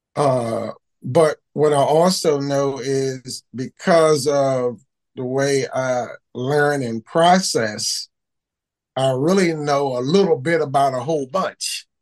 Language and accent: English; Baltimore, Maryland, United States; growing up in Baltimore with the war on drugs, war on poverty.